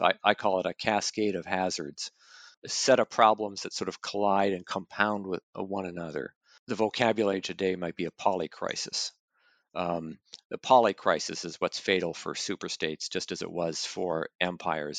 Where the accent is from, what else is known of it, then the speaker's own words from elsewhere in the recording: Canada; moved away; I'm originally from Canada.